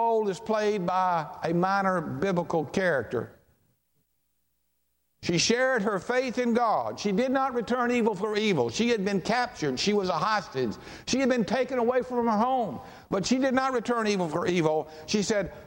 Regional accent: Charlotte, North Carolina, United States; growing up in Charlotte, and my pastor all my life was Dr. Claude Broach at St. John's Baptist Church.

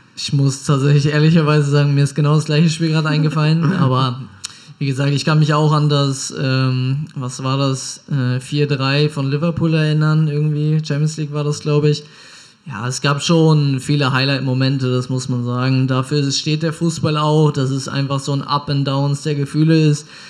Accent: Hamburg, Germany; moved away as an adult; also born or lived in Pinneberg; now in Bielefeld, Germany; Ich komme ja ursprünglich aus Hamburg

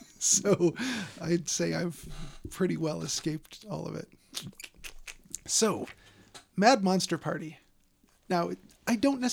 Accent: Chicago, Illinois, United States; It's set not far from where I grew up in Chicago.

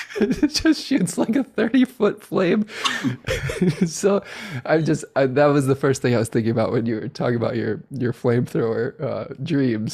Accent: Chicago, Illinois, United States; accent: hard A's; I was born in Chicago, so I, I have some hard A's that come out every once in a while

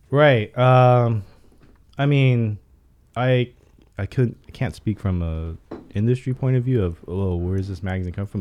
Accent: Pasadena, California, United States; also born or lived in Hollywood, Los Angeles; I'm born and raised in L

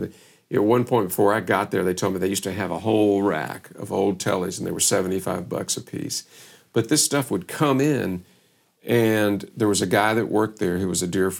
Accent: Louisville, Kentucky, United States; moved away as an adult; also born or lived in Austin, Texas; after growing up in Louisville

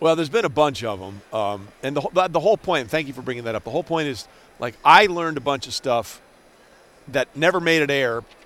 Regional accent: New York, United States; moved away; I grew up with in New York

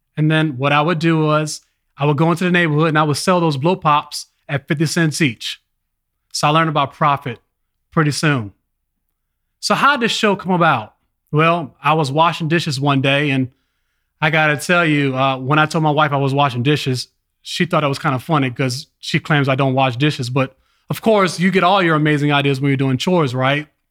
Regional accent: Richmond, Virginia, United States; also born or lived in Los Angeles, California; I was born in Los Angeles, California. Then my family migrated to Richmond, Virginia

